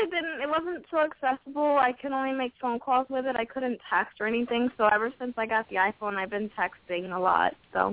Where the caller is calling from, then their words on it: Long Island, New York, United States; I'm … from New York.